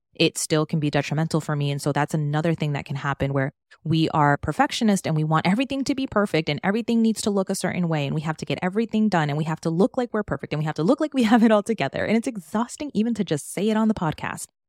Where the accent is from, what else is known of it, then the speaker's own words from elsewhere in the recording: Maryland, United States; moved away as an adult; now in Miami, United States; I was born and raised in Maryland, moved to Miami, where I am now, back in twenty sixteen.